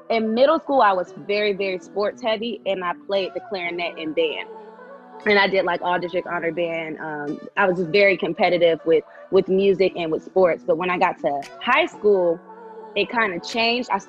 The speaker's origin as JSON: {"language": "English", "region": "New York", "country": "United States", "tie": "born or raised there", "also_born_or_lived": "Florida", "moved": "yes", "said": "because I grew up in New York, and well, I was born in New York, and I spent a lot of time like going back and forth. Once uh, my family moved to Florida"}